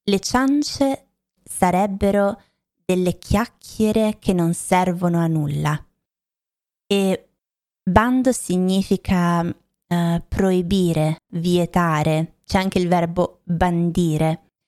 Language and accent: Italian; Lombardy, Italy; Io vengo dalla Lombardia, ve l'ho detto tante volte, da vicino a Milano, ho anche studiato a Milano, ma ho cambiato poi città, regioni, paesi tantissime volte e ehm, non mi sento per niente milanese, non credo di avere un accento milanese